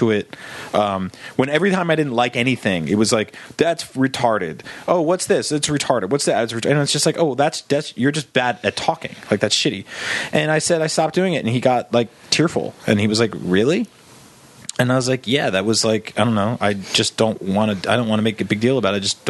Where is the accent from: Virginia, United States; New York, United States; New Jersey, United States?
New Jersey, United States; Because I grew up in New Jersey.